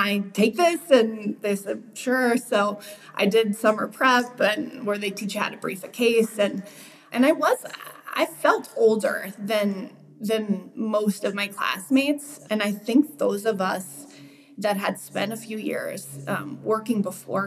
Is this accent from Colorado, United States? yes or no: yes; Wheat Ridge, Colorado, United States; I'm a native. Went to Wheat Ridge High School.